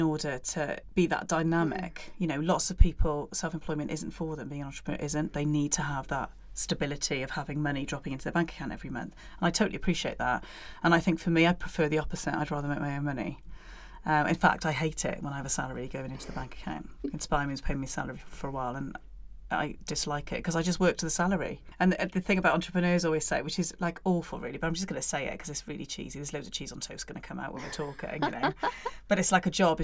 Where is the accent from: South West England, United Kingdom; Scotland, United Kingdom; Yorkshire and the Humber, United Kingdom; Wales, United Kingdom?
Wales, United Kingdom; Barry; I am from Barry in South Wales originally